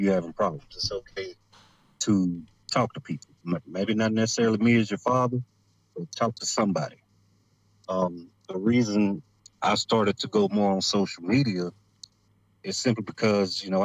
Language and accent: English; United States; We as African Americans